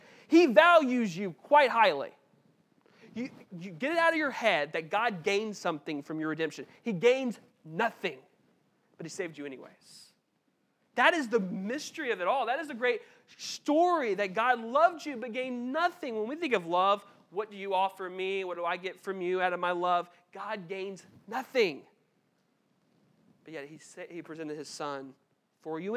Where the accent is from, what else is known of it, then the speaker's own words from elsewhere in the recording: United States; we're Americans